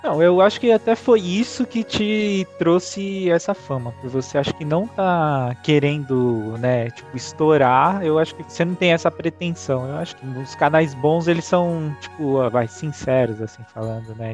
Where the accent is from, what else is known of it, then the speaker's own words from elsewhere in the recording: São Paulo, Brazil; A gente é de São Paulo